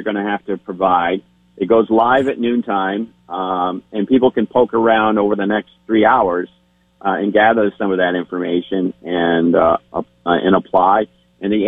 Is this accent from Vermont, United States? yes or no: yes; Cabot, Vermont, United States; My hometown of Cabot, the village